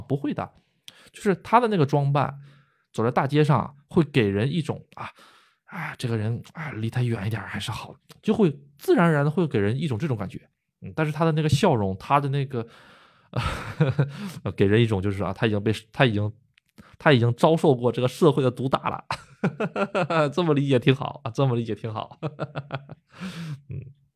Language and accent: Chinese; China; moved away as an adult; now in Japan; 土生土长的国人